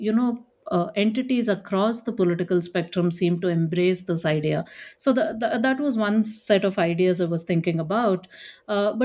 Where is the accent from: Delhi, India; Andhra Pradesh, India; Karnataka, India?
Delhi, India; now in Bangalore, India; I was born in Delhi in India